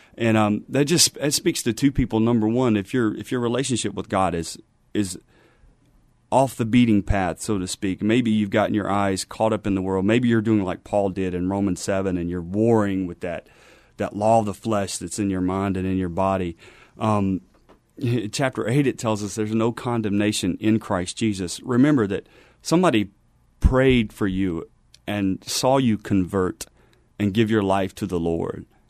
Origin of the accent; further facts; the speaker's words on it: Louisiana, United States; moved away as an adult; now in San Antonio, United States; was born and raised in Louisiana, and I joined the Army at twenty years old